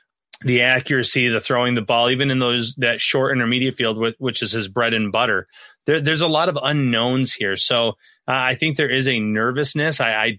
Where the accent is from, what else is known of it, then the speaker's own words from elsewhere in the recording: Jacksonville, Florida, United States; I grew up in Jacksonville, played at Alabama.